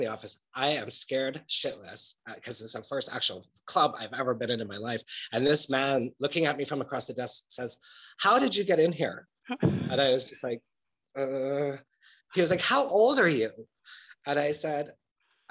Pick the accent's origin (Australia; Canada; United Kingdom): Canada; Edmonton, Alberta; also born or lived in Germany; now in Berlin, Germany; growing up in Edmonton in those times